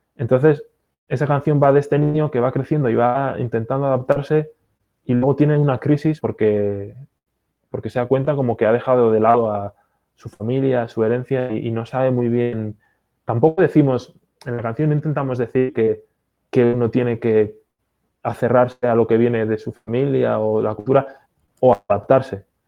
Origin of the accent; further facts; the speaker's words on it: Basque Country, Spain; also born or lived in Galicia; now in United States; ni en mi pueblo se come paella. Eh, yo en la escuela hablaban en euskera, no en, no en español. Mi familia habla gallego-portugués